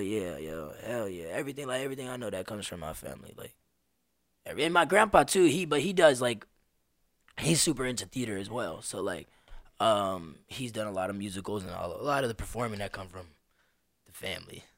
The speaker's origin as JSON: {"language": "English", "town": "Las Vegas", "region": "Nevada", "country": "United States", "tie": "born or raised there", "also_born_or_lived": "New York", "said": "I moved here in Vegas when I was uh, first grade. So I was five years old"}